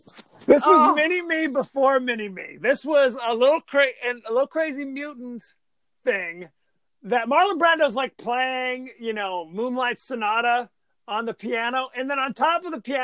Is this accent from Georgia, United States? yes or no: no; California, United States; I'm from Orange County. We've this before lunch. That's how we roll.